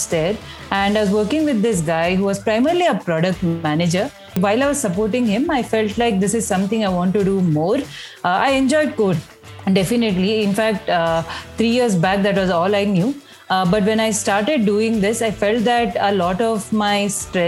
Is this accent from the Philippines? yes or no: no; India; moved away; By the time I was growing up in India, computers were a part of some household, at least my household